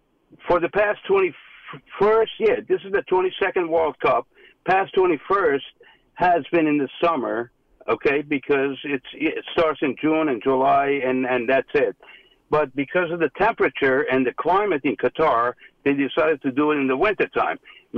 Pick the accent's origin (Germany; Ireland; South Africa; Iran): Iran; now in United States; I came from Iran many years ago. I'm an American now, and I'm rooting for America.